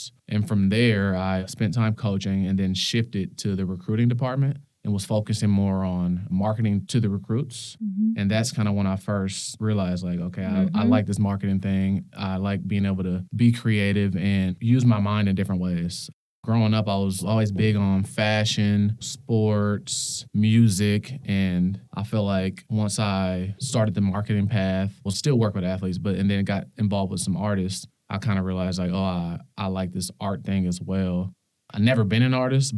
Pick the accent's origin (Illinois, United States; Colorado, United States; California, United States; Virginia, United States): California, United States; Los Angeles; moved away as an adult; now in Seattle, United States; I grew up in Los Angeles, California, in the San Fernando Valley, Pacoima, California, to be exact.